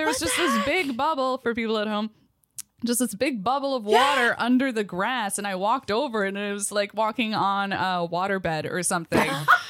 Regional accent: Port Colborne, Ontario, Canada; moved away; I'm from Port Colborne, Ontario, and that is in the Niagara region down on Lake Erie.

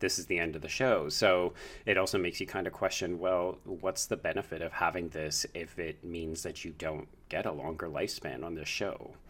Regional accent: Canada; as a Canadian viewer

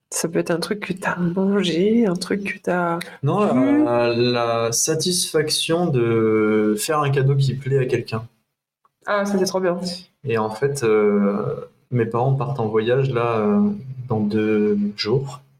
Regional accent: Le Mans, Pays de la Loire, France; moi, je suis du Mans, hein, je suis plutôt pôle Nord.

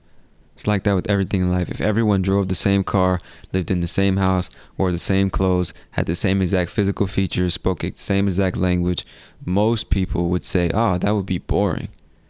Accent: United States; accent: Californian; I'm from America and I've lived in different places, but I would say my accent is more like people from California.

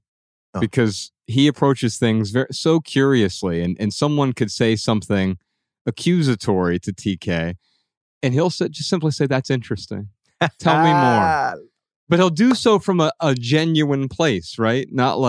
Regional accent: Dayton, Ohio, United States; yeah, Dayton.

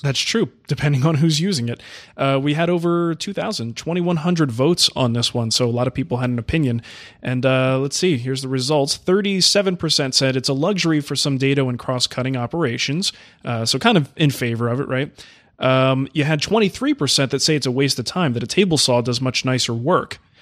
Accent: New Jersey, United States; the house I grew up in Jersey

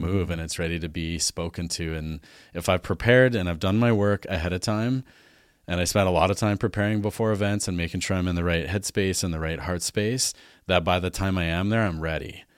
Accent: Alberta, Canada; moved away as an adult; also born or lived in Vancouver; now in Vernon, Canada; I grew up in Alberta, farm kid

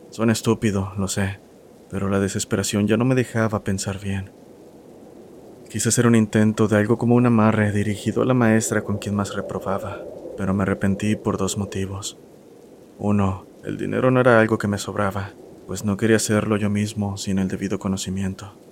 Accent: Guadalajara, Jalisco, Mexico; now in Serano, Mexico; soy originario de Guadalajara, aunque ahora resido en Serano, Guanajuato, un pequeño pueblo colindante a Michoacán.

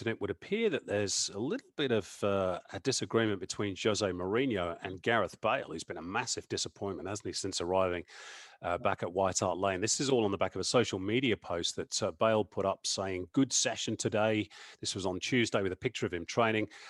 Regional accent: England, United Kingdom; as an Englishman

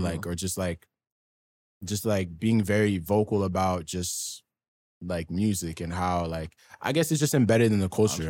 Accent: Ottawa, Ontario, Canada; also born or lived in Sudbury; I grew up mainly in the East End of Ottawa

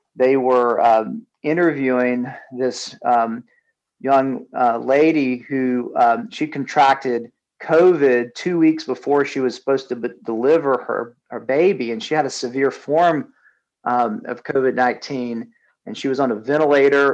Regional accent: Southeast, United States; moved away as an adult; also born or lived in California; now in Atlanta, United States; we grew up in the Southeast

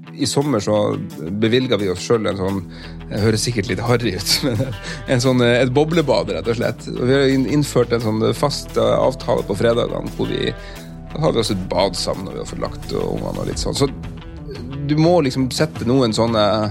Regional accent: Porsanger, Finnmark, Norway; accent: Finnmark dialect; moved away as an adult; also born or lived in Karasjok; now in Tromsø, Norway; jeg vokste opp i, i Karasjok og i uh, Porsanger

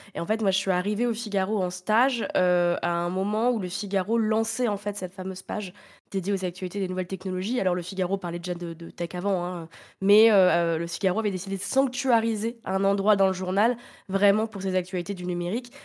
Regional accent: Reims, Grand Est, France; je suis née à Reims

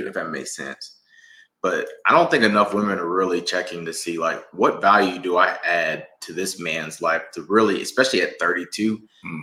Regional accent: Mississippi, United States; now in Atlanta, United States; we're from Mississippi.

